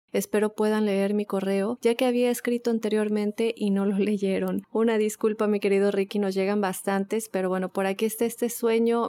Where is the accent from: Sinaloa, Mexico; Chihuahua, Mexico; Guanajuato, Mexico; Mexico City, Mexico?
Chihuahua, Mexico; now in Oklahoma, United States; soy de Chihuahua, México